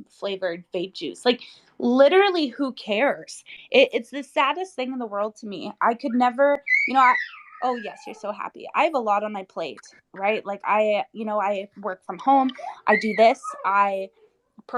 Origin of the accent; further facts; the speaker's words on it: Romania; I'm from Romania